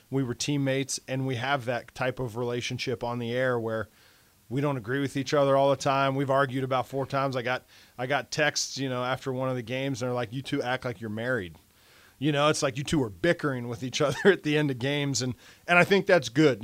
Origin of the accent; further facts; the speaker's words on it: Milford, United States; moved away; Milford, my, my high school